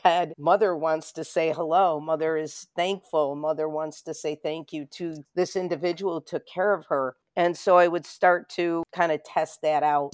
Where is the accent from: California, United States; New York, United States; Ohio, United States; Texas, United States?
New York, United States; Rochester; Born and raised in Rochester